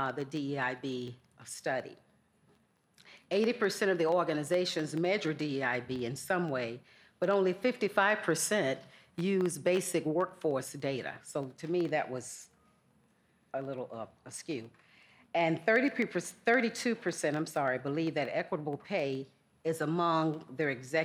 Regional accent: Georgia, United States; accent: Southern; I grew up in Georgia, if you haven't picked up on my Southern accent

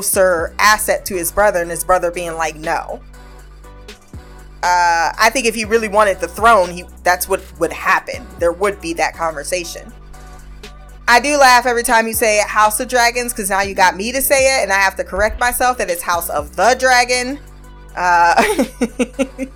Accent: United States; we're American

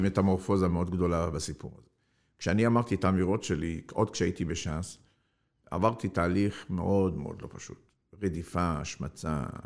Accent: Algeria; now in Israel; אני נולדתי באלג'יריה

